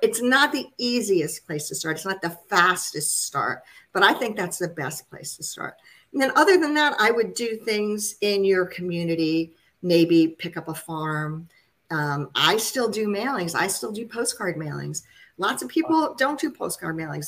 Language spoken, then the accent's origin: English; New Jersey suburbs, United States; I grew up in the New Jersey suburbs